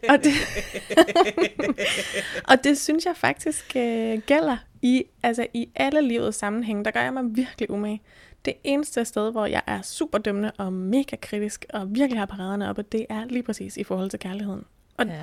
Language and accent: Danish; Bornholm, Capital Region of Denmark, Denmark; now in Thy, Denmark; er født og opvokset på Bornholm